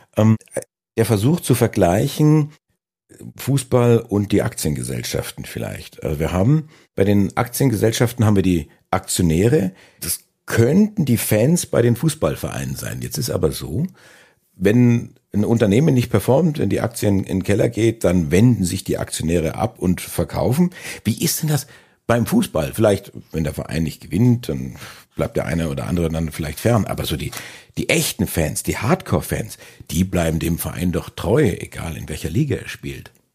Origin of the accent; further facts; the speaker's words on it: Franconia, Bavaria, Germany; als gebürtiger Franke